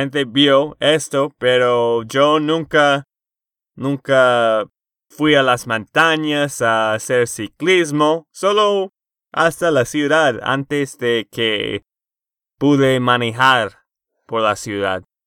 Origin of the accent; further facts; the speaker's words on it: Texas, United States; de Texas, Estados Unidos